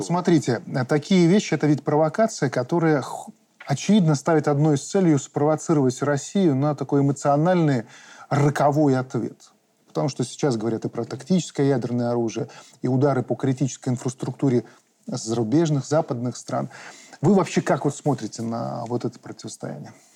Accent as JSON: {"language": "Russian", "country": "Belarus", "said": "мы белорусы"}